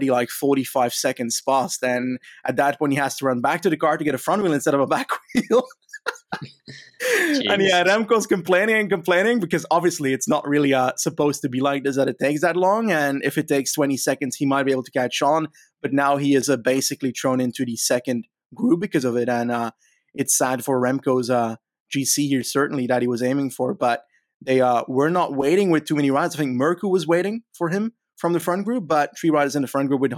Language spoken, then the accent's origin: English; Flanders, Belgium; I'm from Flanders